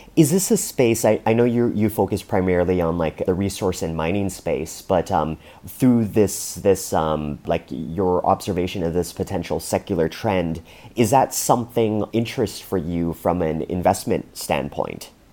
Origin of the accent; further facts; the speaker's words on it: Canada; as a Canadian